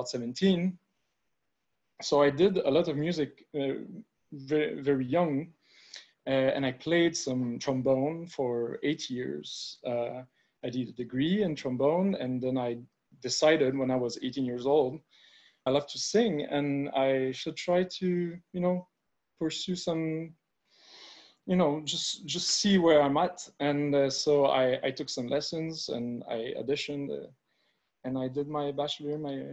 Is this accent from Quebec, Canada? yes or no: yes; Montreal, Quebec, Canada; I'm from Montreal, Quebec